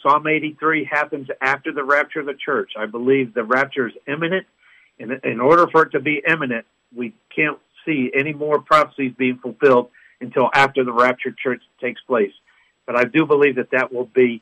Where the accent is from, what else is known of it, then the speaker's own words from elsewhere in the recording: United States; As an American